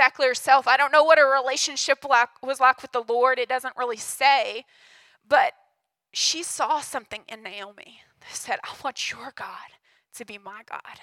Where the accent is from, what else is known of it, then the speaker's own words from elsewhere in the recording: Hugo, United States; I grew up in Hugo